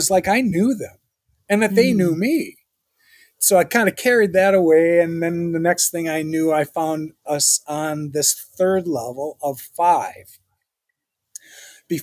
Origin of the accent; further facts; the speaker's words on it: St. Paul, Minnesota, United States; I'm an American and I grew up in St. Paul. So yes, I'm a St. Paulite